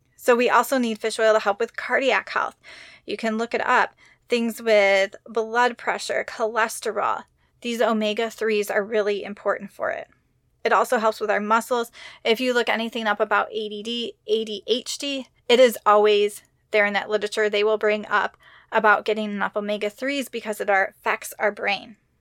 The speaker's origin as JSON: {"language": "English", "region": "Midwest", "country": "United States", "tie": "born or raised there", "said": "I grew up in the Midwest"}